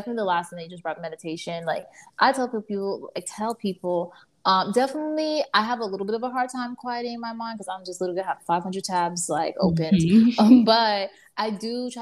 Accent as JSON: {"language": "English", "town": "Miami", "region": "Florida", "country": "United States", "tie": "born or raised there", "also_born_or_lived": "New York", "moved": "as an adult", "said": "I was born in Miami and, like, raised there"}